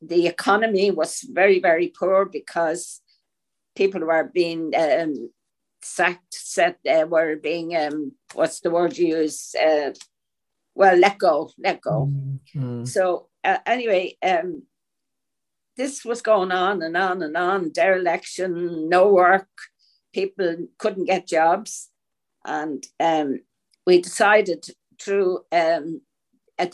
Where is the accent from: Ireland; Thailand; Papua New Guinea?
Ireland; Dublin, Leinster; growing up in Pierce Street, it was a very, very densely populated community